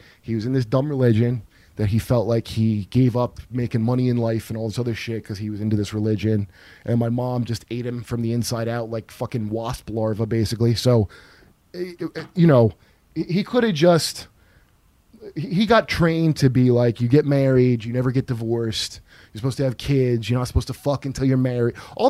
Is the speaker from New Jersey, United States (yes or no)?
yes; New Jersey, United States; also born or lived in Ohio / North Carolina; No, I grew up in New Jersey mostly, in Ohio, and also in North Carolina a little bit.